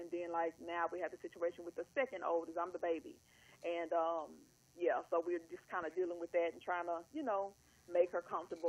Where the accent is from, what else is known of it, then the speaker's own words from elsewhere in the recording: Louisiana, United States; accent: twang; now in Pasadena, United States; I'm from Louisiana.